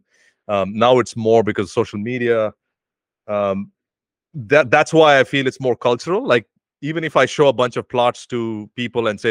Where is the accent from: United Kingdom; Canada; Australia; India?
India; moved away as an adult; now in United States; my country, which is my home country